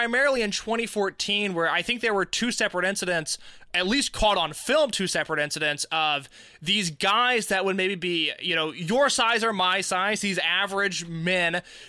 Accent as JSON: {"language": "English", "region": "Central Indiana", "country": "United States", "said": "I'm someone from Central Indiana"}